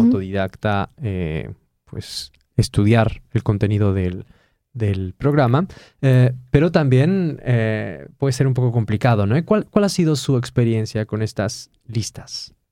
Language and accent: Spanish; Mexico; now in Poland; como decimos en México